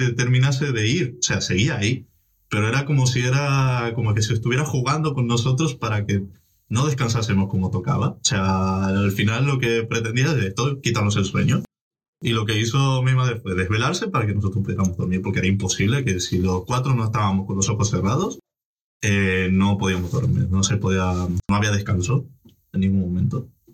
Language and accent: Spanish; Argentina; moved away; Yo vengo de Argentina, una zona bastante, eh, con bastante delincuencia y demás